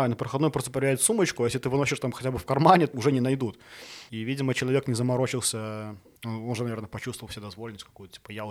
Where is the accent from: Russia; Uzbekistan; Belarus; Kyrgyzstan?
Belarus; Smarhon, Grodno Region; now in Minsk, Belarus; я, я родом из Сморгони.